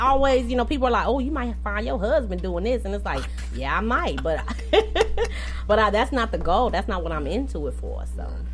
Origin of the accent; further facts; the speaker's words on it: Champaign, Illinois, United States; moved away as an adult; also born or lived in Decatur, Illinois; I was raised in Champaign